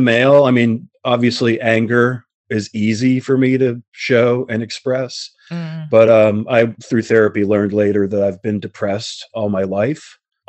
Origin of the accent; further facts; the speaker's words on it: Queens, New York, United States; born there; I was born in Queens in Booth Memorial Hospital, February 1966.